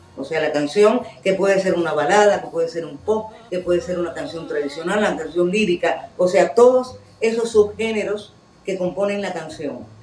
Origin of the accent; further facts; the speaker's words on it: Cuba; como cubana